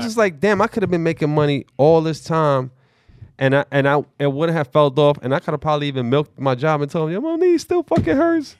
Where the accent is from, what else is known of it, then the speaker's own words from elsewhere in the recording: New York City, New York, United States; I grew up in the Bronx